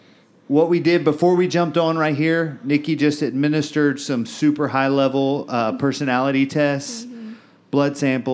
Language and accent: English; Bryan, Texas, United States; So, I'm from Bryan, same years.